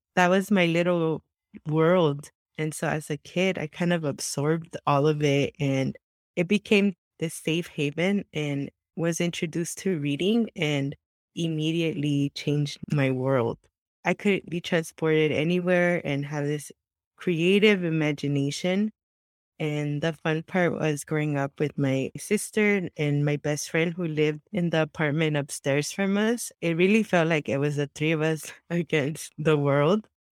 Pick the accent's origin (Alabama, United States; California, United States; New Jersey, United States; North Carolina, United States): California, United States; Santa Ana; English is a second language; I was born and raised in Southern California, in Santa Ana, the heart of Orange County